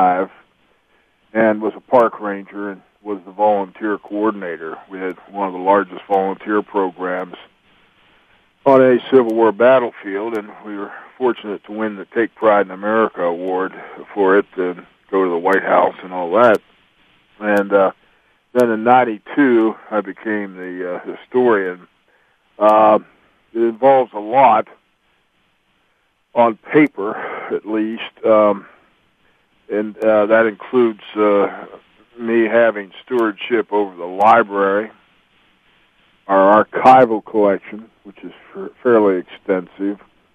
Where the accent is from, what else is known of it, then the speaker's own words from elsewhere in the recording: Greencastle, Pennsylvania, United States; also born or lived in Mississippi / Hagerstown, Maryland; being born in Mississippi, and I was raised in Greencastle, Pennsylvania, and and also in the Hagerstown, Maryland area in my younger years.